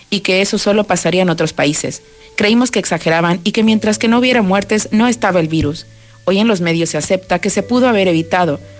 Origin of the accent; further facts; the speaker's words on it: San Luis Potosí, Mexico; now in Barcelona, Spain; de San Luis Potosí, México, y vivo en Barcelona.